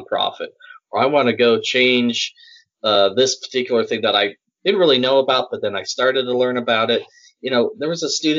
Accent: Salt Lake City, Utah, United States; moved away as an adult; now in Birmingham, United States; I grew up in Salt Lake City, Utah.

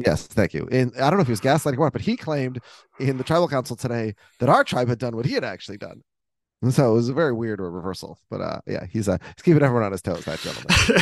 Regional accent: Minnesota, United States; in my house growing up in Minnesota

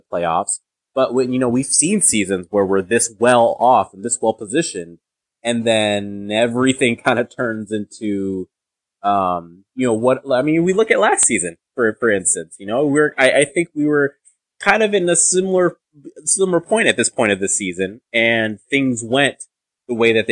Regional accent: Nigeria; I'm Nigerian

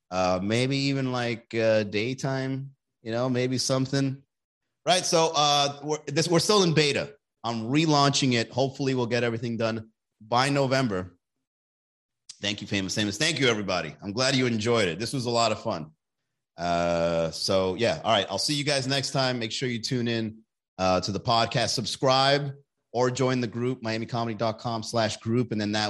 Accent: Alabama, United States; I'm from Alabama and marijuana is still illegal.

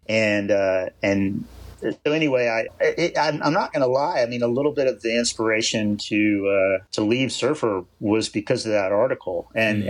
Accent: East Coast, United States; moved away as an adult; also born or lived in California; I grew up surfing on the East Coast

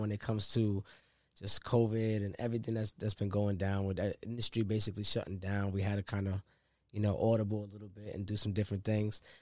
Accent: Rhode Island, United States; I'm from Rhode Island.

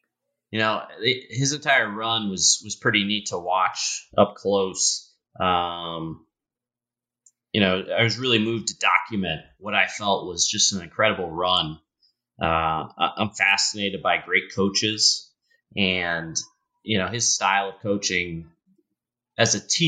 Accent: Newton, Massachusetts, United States; So I grew up just outside Boston, a town called Newton, just outside of that, in a passionate basketball household.

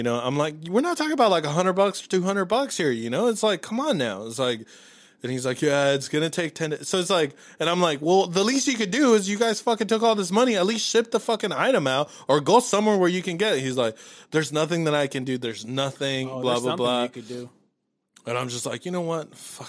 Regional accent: Los Angeles, California, United States; born or raised there; now in Dallas, United States

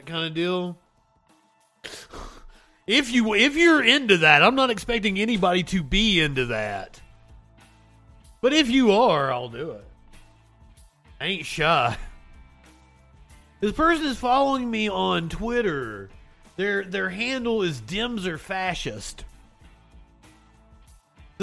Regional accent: Appalachia, United States; as a Appalachian

